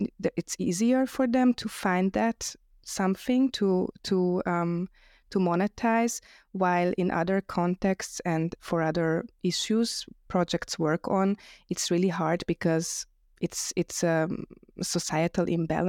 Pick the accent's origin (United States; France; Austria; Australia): Austria; Vienna; also born or lived in Budapest, Hungary; I live in Vienna, but I was born in Budapest and moved here as a child.